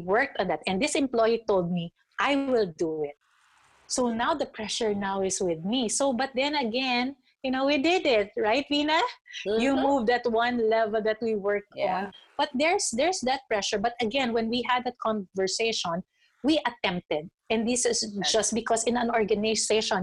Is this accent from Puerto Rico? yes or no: no; Philippines; being a Filipino